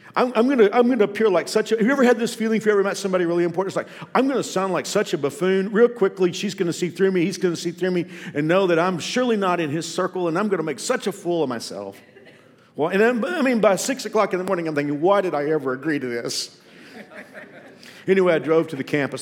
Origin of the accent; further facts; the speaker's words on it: Texas, United States; Growing up in Texas, we often heard the Cowboys referred to as America's team